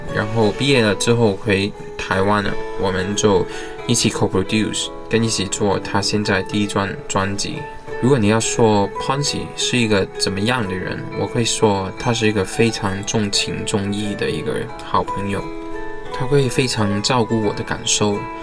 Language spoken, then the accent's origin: Chinese; Hong Kong; also born or lived in Boston; 我来自香港。现在我是一名编曲跟音乐制作人